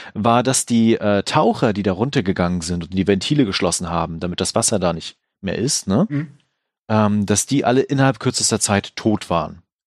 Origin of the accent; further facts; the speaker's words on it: Germany; bei uns in Deutschland